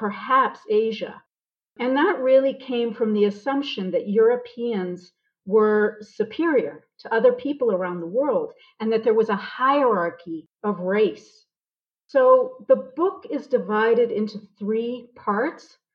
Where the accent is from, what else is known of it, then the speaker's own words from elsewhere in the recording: Boston, Massachusetts, United States; moved away as an adult; now in South Africa; I'm originally from Boston.